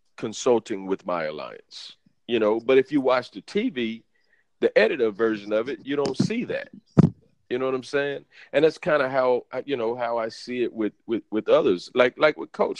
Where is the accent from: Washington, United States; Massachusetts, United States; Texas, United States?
Texas, United States; Beaumont; now in Houston, United States; I'm from Beaumont. I'm from a small town.